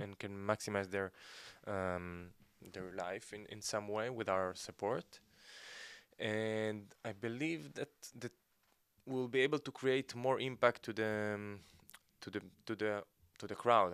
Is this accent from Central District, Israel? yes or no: yes; Gedera, Central District, Israel; moved away as an adult; also born or lived in Ezion; now in Tel Aviv, Israel; I was born in Ezion, uh, we moved to Gedera, I grew up in Gedera